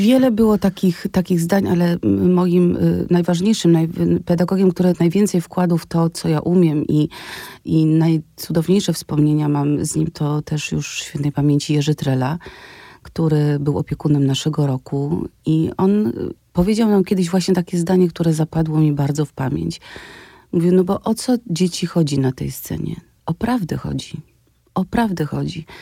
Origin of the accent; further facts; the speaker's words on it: Wadowice, Lesser Poland, Poland; moved away as an adult; also born or lived in Kraków; ja mieszkam w Wadowicach